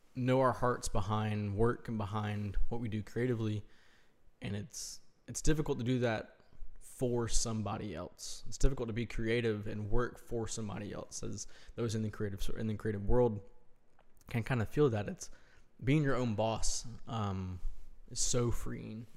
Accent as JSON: {"language": "English", "town": "Greenville", "region": "South Carolina", "country": "United States", "also_born_or_lived": "Chattanooga, Tennessee / Winston-Salem / Columbia, South Carolina", "said": "moved to Greenville, um, which is where my parents are from and where I'm from originally"}